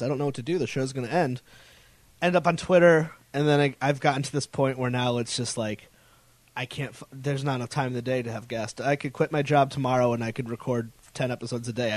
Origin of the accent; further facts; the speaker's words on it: Connecticut, United States; moved away as an adult; now in Rhode Island, United States; I moved to Rhode Island. I'm from Connecticut